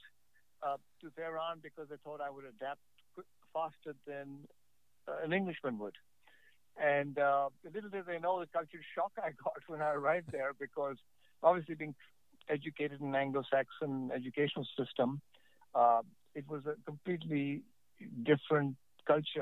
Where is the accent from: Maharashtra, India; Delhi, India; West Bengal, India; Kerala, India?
Delhi, India; New Delhi; born or raised there; also born or lived in Lucknow, India